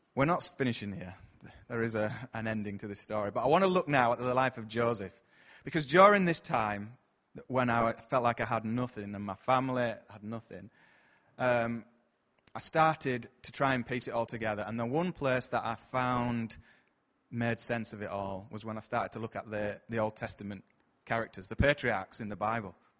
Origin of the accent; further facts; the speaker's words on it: Bradford, Yorkshire and the Humber, United Kingdom; I'm from round here, as you can probably tell from my accent